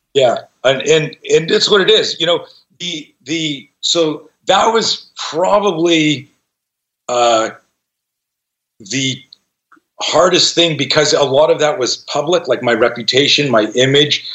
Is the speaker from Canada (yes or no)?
yes; Canada; now in United States; I grew up in Canada, and I just became an American citizen this year